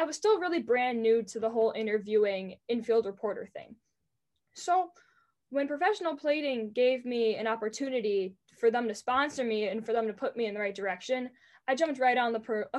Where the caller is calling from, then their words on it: Green Bay, Wisconsin, United States; I'm tuning in from Green Bay, Wisconsin.